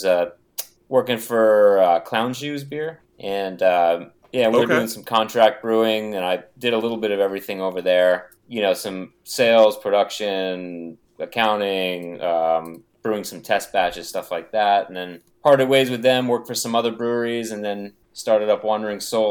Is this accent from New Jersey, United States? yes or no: yes; New Jersey, United States; moved away as an adult; now in Massachusetts, United States; I'm from New Jersey originally, and I moved up here to Mass like 12 years ago